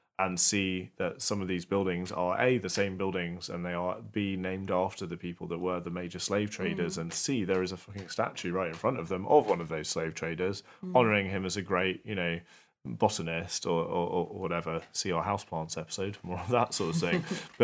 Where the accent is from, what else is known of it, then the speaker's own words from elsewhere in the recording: London, United Kingdom; Which, obviously, when we were children, you and I, growing up in London, it absolutely was part of the playground, sort of.